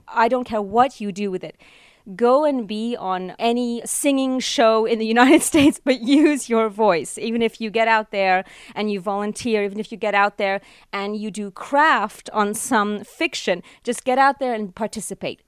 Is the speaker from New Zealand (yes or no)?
no; Canada; I'm truly Canadian